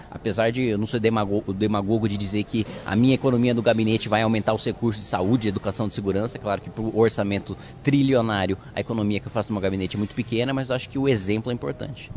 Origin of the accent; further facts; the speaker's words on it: Indaiatuba, São Paulo, Brazil; eu fui criado em Indaiatuba, no interior de São Paulo